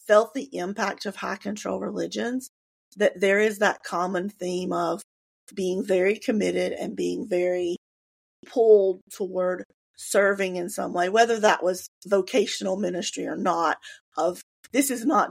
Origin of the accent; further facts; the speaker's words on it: North Carolina, United States; I grew up here. I am born and bred North Carolina